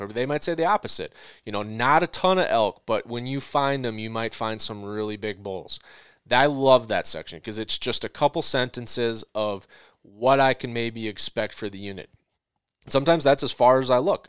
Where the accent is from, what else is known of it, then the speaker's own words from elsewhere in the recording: Midwest grain belt, United States; I come from the Midwest grain belt